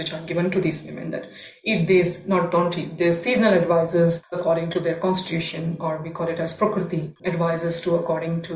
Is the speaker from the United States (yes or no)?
no; India; now in Australia; as an Indian woman